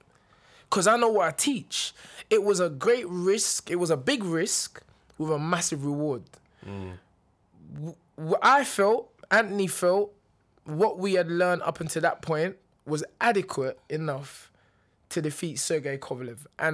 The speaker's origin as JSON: {"language": "English", "country": "Nigeria", "said": "I'm Nigerian."}